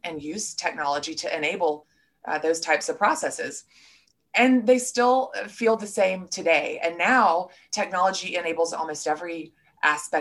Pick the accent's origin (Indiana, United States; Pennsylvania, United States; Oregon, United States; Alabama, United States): Alabama, United States; Birmingham; moved away; I am from Birmingham, Alabama